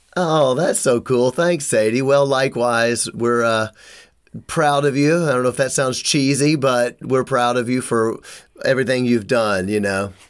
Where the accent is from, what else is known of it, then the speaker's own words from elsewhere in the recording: Memphis, Tennessee, United States; I'm from Memphis